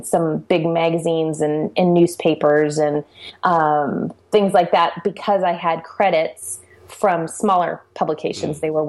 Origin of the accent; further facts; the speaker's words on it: San Jose, California, United States; I grew up in the Silicon Valley, the San Jose area.